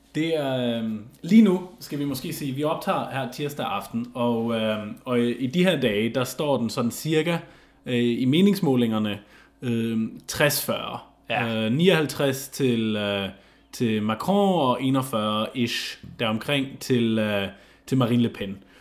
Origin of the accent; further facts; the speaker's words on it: Germany; moved away; jeg var også tysker